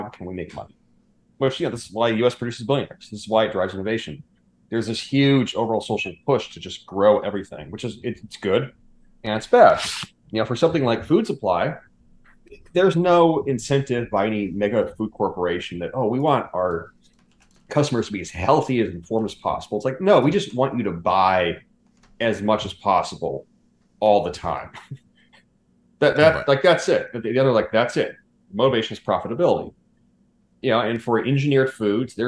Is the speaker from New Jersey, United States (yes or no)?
no; California, United States; where I grew up in California, actually, there's this population of, it's a blue zone population